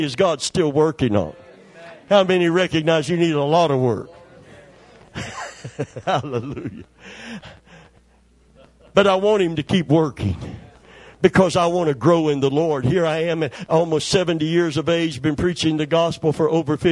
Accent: Kentucky, United States; I'm from Kentucky

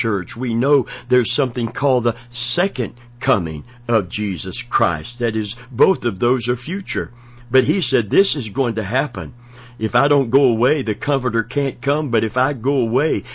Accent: Florida, United States; also born or lived in Kentucky; I was born in Kentucky, raised and from 14 months old in Florida

